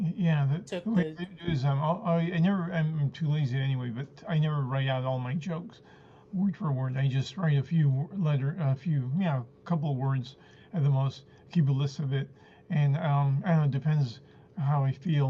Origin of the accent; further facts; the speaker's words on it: San Francisco, California, United States; first language Spanish; English is a second language; also born or lived in Argentina; I, was six years old when our family came to uh, San Francisco